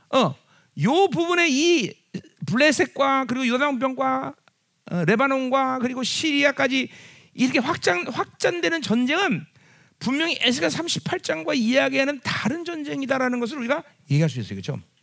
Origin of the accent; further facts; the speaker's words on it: South Korea; 우리는 한국 사람이기 때문에